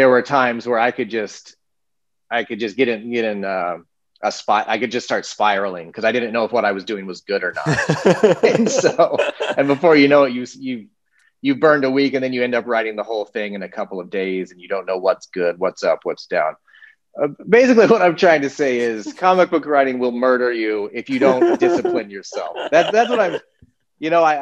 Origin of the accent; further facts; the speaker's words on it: Littleton, Colorado, United States; also born or lived in Manhattan, Kansas; Grew up in Manhattan, Kansas, and then moved in third grade to Littleton, Colorado. So, grew up most of my growing up in Colorado.